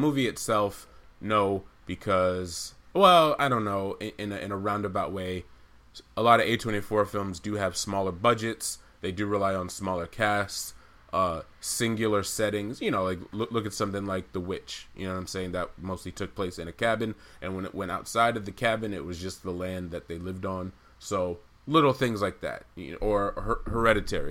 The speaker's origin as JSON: {"language": "English", "town": "Amherst", "region": "Massachusetts", "country": "United States", "tie": "born or raised there", "also_born_or_lived": "St. Albans, Queens, New York", "said": "We both grew up in Amherst, which is a nice liberal college town"}